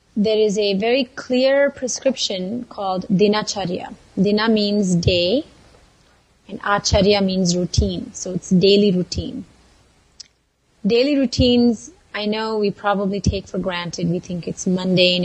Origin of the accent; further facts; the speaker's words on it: Mysore, Karnataka, India; moved away as an adult; now in Santa Barbara, United States; I was born and raised in India, in Mysore, small southern town